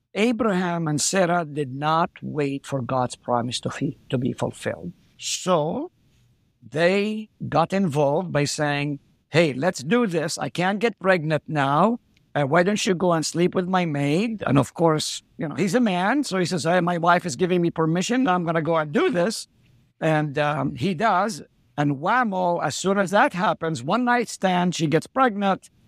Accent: Haifa, Haifa District, Israel; first language Arabic; English is a second language; moved away as an adult; also born or lived in Nazareth, Israel / South Dakota, United States; now in Hartford, South Dakota, United States; I was born in Nazareth, lived there for three years, then we moved to Haifa

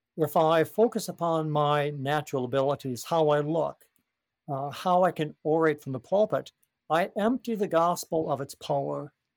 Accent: United States; Speaking as an American Christian

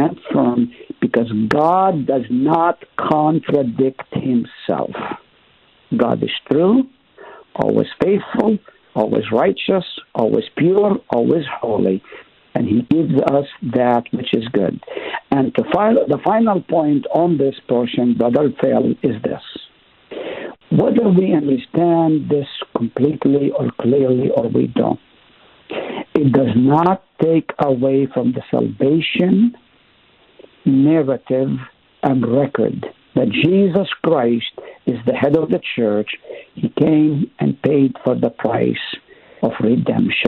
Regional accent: Haifa, Haifa District, Israel; moved away; also born or lived in Nazareth; I was born in Nazareth, grew up in Haifa

